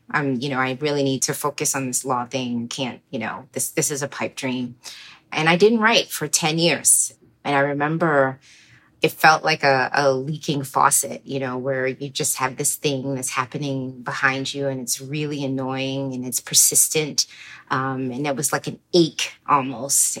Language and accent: English; Baltimore, Maryland, United States; also born or lived in New York; I grew up in Baltimore, uh, born in New York to two Trinidadian parents